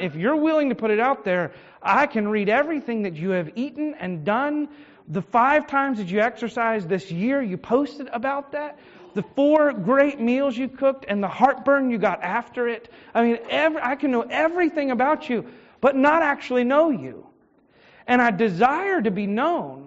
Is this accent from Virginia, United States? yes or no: yes; Richmond, Virginia, United States; I was born in Henrico Doctors, and, I, and I've lived in the Richmond area most of my life.